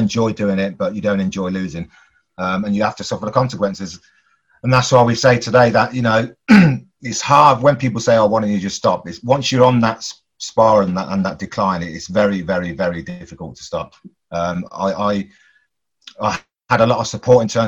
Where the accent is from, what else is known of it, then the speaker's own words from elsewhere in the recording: Coventry, West Midlands, United Kingdom; growing up in Coventry as a 9-year-old